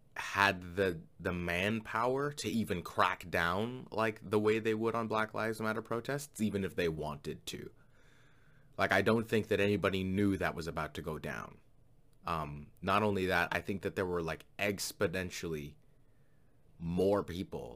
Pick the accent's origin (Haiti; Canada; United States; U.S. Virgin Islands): Canada; as a Canadian living right next to America